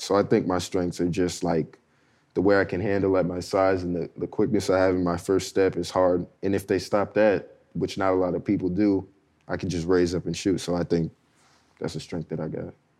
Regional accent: Southern California, United States; me growing up in SoCal

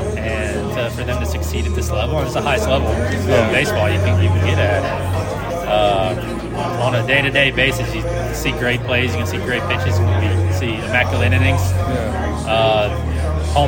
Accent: Baton Rouge, Louisiana, United States; I'm from Baton Rouge in Louisiana

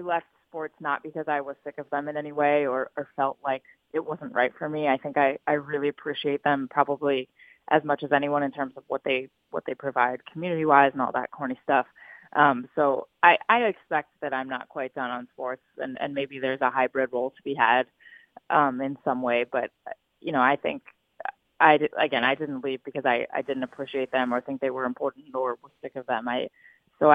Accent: New England, United States; moved away as an adult; also born or lived in San Diego, California; I grew up in New England

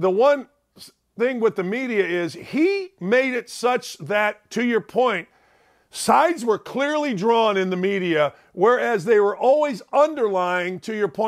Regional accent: Gary, Indiana, United States; moved away; also born or lived in Bowling Green, Ohio; I grew up in Gary, Indiana

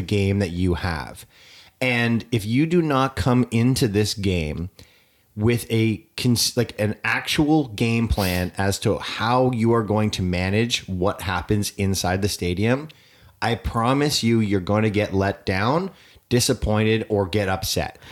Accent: Canada; I am Canadian

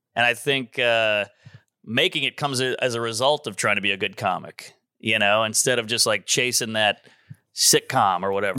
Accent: New Orleans, Louisiana, United States; moved away as an adult; also born or lived in Baton Rouge; now in New York, United States; New Orleans

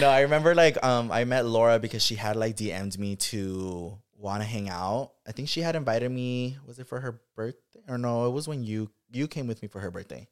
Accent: Watsonville, California, United States; moved away; growing up in Watsonville

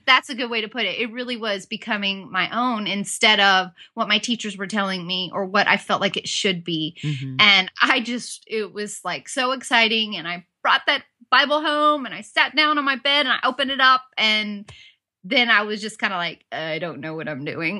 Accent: Southern California, United States; moved away as an adult; also born or lived in Auburn, Alabama; I grew up in Southern California

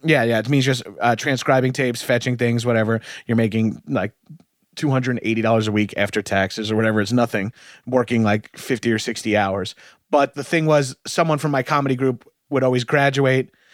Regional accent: Long Island, New York, United States; moved away; I'm from Long Island

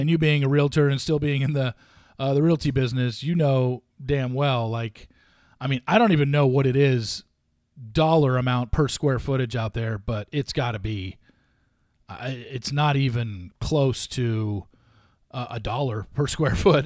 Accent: Los Alamitos, California, United States; moved away; I loved growing up in Southern California, and I was in North Orange County.

